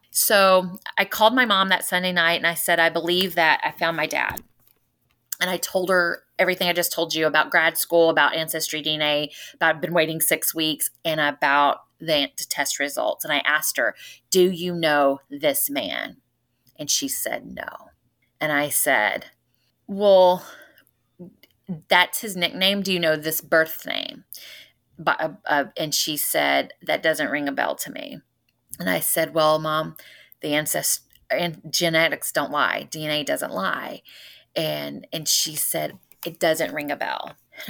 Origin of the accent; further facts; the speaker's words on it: Spring Hill, Louisiana, United States; But the crazy things is we grew up in Spring Hill.